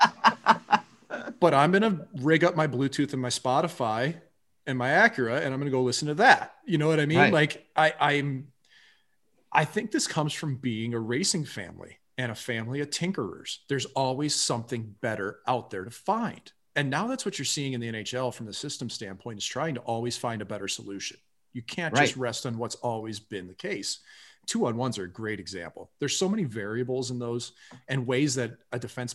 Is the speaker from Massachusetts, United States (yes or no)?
no; St. Louis, Missouri, United States; growing up in St. Louis